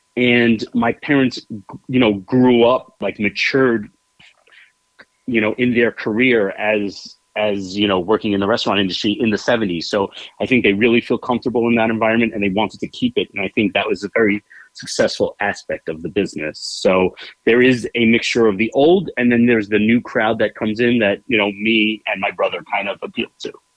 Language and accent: English; New York City, New York, United States; i grew up in bayside queens new york